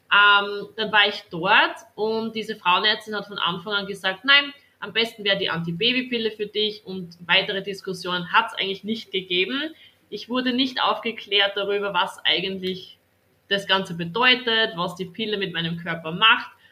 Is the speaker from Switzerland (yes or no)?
no; Styria, Austria; bin 22 Jahre alt und komme aus der Steiermark, das heißt aus Österreich. Das hört man vielleicht